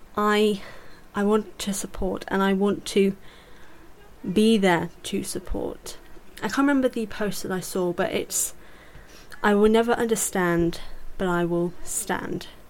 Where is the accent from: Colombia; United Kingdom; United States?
United Kingdom; I'm British as well